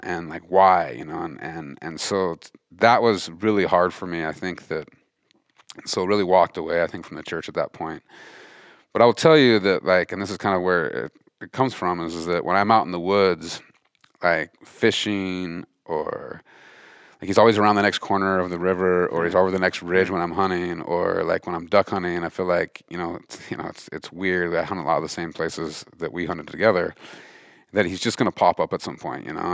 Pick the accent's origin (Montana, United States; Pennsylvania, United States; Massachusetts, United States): Montana, United States; grew up in Montana, fifth generation Montanan